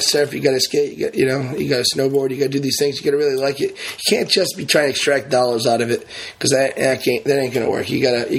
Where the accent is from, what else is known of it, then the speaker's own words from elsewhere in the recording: Narragansett, Rhode Island, United States; also born or lived in Warwick, Rhode Island; now in Wakefield, United States; You know, and I'm from both. I'm from Narragansett. Well, I'm from Warwick, I'm from Narragansett, and now I live in Wakefield.